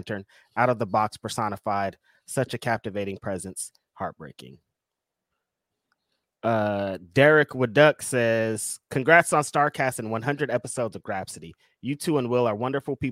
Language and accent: English; Bakersfield, California, United States; now in Bay Area, United States; I grew up in Bakersfield